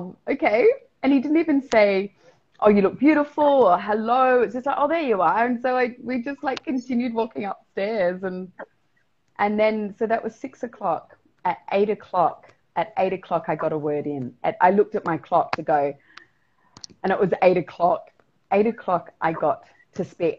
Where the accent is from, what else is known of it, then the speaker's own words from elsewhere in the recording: South Australia, Australia; now in Mexico; I'm from South Australia.